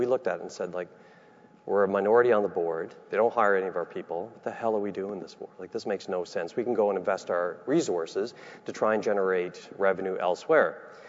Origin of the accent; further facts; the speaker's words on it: Nunatsiavut, Newfoundland and Labrador, Canada; I'm from Nunatsiavut, which is in Labrador.